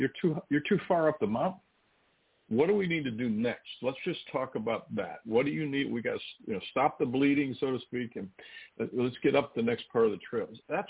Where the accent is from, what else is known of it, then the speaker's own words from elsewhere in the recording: Midwest, United States; Well, you know, I'm from the Midwest, so I'm not in high altitude.